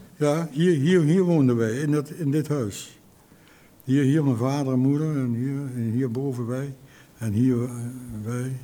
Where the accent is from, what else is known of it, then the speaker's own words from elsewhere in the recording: Arnhem, Gelderland, Netherlands; Ik ben een geboren Arnhemmer